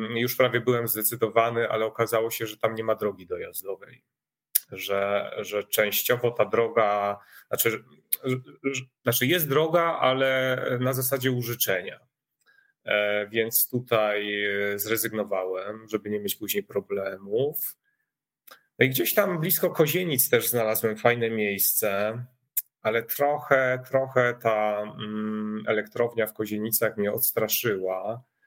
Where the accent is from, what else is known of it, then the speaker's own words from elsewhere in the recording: village near Rabka-Zdrój, Sucha Beskidzka county, Lesser Poland, Poland; also born or lived in Warsaw; now in village between the Bug and Narew, Poland; urodziłem się na wsi e, pod e, Rabką Zdrój, e, powiat Sucha Beskidzka. To jest taki styk Podhala, a Beskidu Żywieckiego.